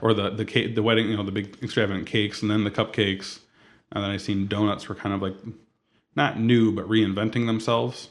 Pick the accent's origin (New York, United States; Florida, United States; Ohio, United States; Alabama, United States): Ohio, United States; Toledo; also born or lived in Rossford / Perrysburg / San Diego; Born and raised in Toledo